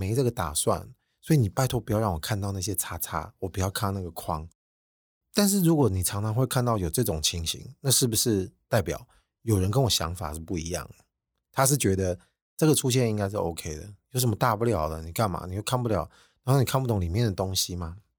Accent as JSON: {"language": "Chinese", "country": "Taiwan", "said": "我们台湾人平时这种马虎的坏习惯，大致差不多就可以的做事态度"}